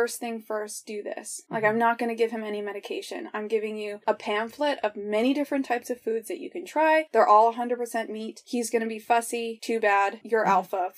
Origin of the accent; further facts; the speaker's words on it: Colorado, United States; I'm from Colorado, live near the Rocky Mountains